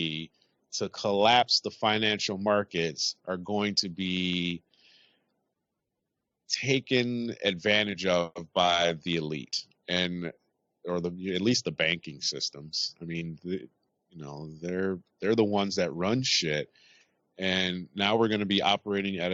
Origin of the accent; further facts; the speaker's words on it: United States; now in United Kingdom; I'm American and I'm over here